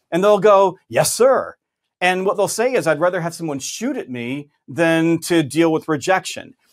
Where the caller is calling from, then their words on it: Augusta, Georgia, United States; I'm in Augusta, Georgia.